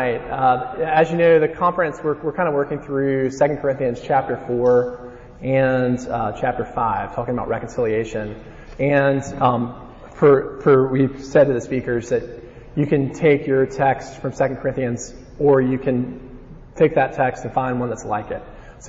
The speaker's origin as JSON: {"language": "English", "region": "Alabama", "country": "United States", "said": "if you haven't figured out that I'm from Alabama based on my accent"}